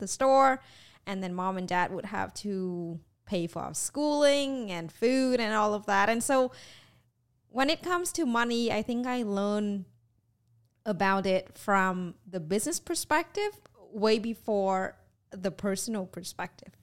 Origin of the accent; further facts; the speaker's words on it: Vietnam; moved away; was growing up in Vietnam.